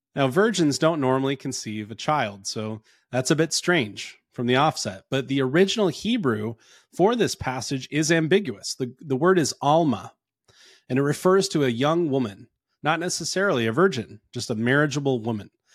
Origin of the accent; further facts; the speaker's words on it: North Carolina, United States; now in Phoenix, United States; I'm from North Carolina originally